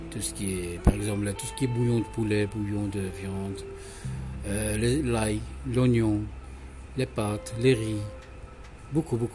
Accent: Belgium; also born or lived in Morocco; Non, je suis né au Maroc. Tu es né au Maroc. C'est comme si je suis belge.

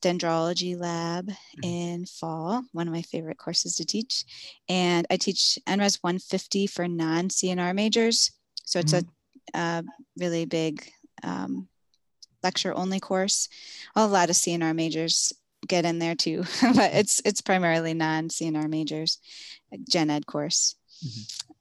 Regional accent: Philadelphia, Pennsylvania, United States; I grew up in Philadelphia, in South Philadelphia

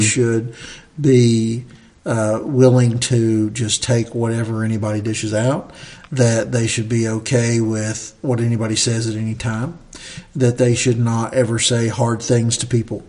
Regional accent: Southern Appalachia, United States; I love being a Southerner. I love being from the South. We're from Southern Appalachia

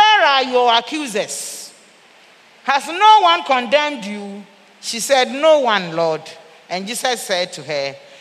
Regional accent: Ghana; also born or lived in Central and Eastern Africa; I said that I'm a Ghanaian. I used to work here. I went and worked outside. I've come back.

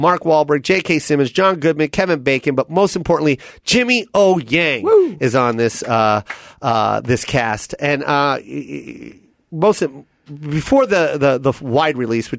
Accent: Philippines; As a Filipino, I say that also because that's another thing.

